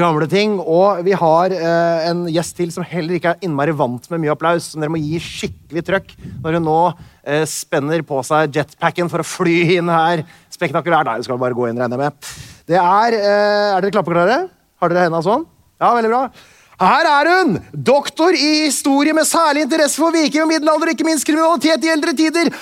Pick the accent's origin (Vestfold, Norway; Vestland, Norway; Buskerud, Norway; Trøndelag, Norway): Vestfold, Norway; Tønsberg; jeg er fra Tønsberg